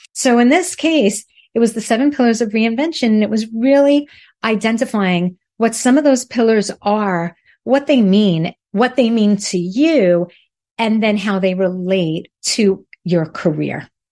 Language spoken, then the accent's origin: English; New York City, New York, United States; accent: Brooklyn; moved away as an adult; now in South Florida, United States; I am originally from Brooklyn